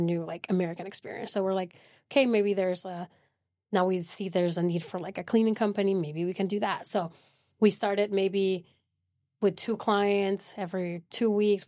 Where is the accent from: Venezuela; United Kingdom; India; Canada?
Venezuela; moved away as an adult; now in Midland, United States; I'm originally from South America, Venezuela, and I came to Midland twenty nineteen through oil and gas